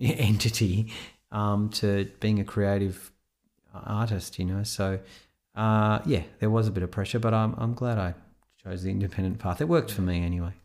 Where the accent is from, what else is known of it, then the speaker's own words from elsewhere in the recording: Sydney, New South Wales, Australia; also born or lived in Israel; now in Melbourne, Australia; Sydney, yeah, originally from Israel. I was born in Israel, and at the age of ten, uh, my family reloc-, relocated to Sydney